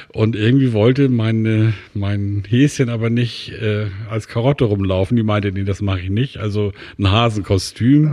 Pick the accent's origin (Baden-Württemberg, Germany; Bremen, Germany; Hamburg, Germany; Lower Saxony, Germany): Hamburg, Germany; moved away; also born or lived in Schwarzenbek; Also aufgewachsen bin ich in Lemsal-Mellingstedt, das ist im Norden von Hamburg, in den Walddörfern, sehr idyllisch.